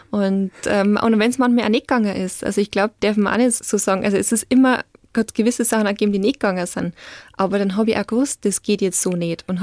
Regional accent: Bavaria, Germany; aber ich bin aufgewachsen in Niederbayern.

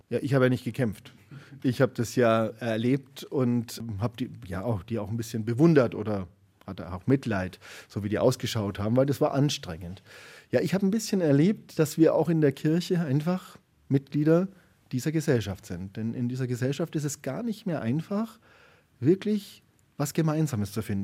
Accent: Garmisch-Partenkirchen, Bavaria, Germany; moved away; also born or lived in Nuremberg; ich bin ja da in, in Garmisch-Partenkirchen aufgewachsen.

